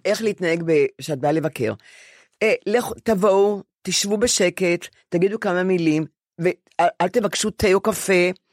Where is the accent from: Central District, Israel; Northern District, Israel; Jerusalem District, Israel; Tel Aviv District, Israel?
Tel Aviv District, Israel; Ramat Gan / Bnei Brak; עברנו לב... לגור עם, עם סבא שלי בבני ברק לשלוש آ- שנים, אה. כי בנו בית ברמת גן